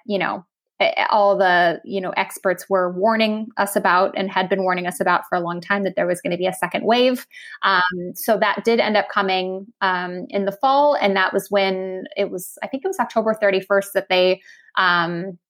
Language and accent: English; Minnesota, United States; moved away as an adult; now in Germany; I'm still a Minnesotan at heart.